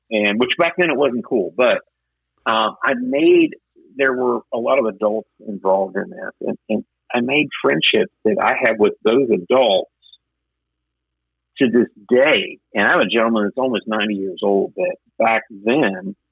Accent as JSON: {"language": "English", "town": "Huntington", "region": "West Virginia", "country": "United States", "tie": "born or raised there", "also_born_or_lived": "Florida", "moved": "as an adult", "said": "where I grew up in the West End"}